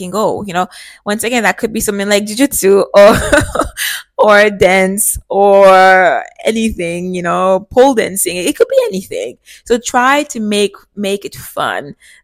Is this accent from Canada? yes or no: yes; Canada; Growing up in Canada